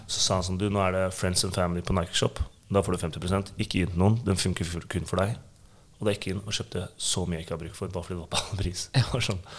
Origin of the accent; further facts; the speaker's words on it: Oslo, Norway; jeg er fra Grünerløkka.